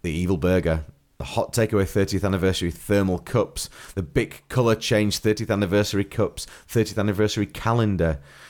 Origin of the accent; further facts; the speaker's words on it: United Kingdom; We didn't do that with any of our stuff when we came back because we couldn't be bothered because we're lazy British.